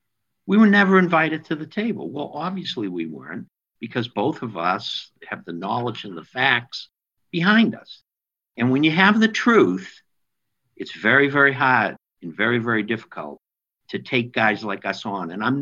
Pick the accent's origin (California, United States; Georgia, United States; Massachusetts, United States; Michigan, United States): Massachusetts, United States; Lynn; my hometown, the city of Lynn, Mass